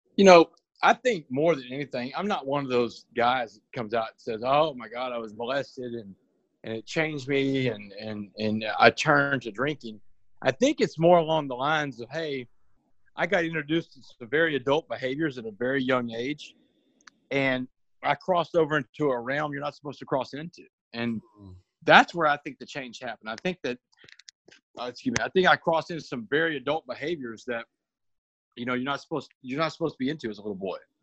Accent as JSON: {"language": "English", "town": "Port Arthur", "region": "Texas", "country": "United States", "tie": "born or raised there", "said": "We grew up in Port Arthur."}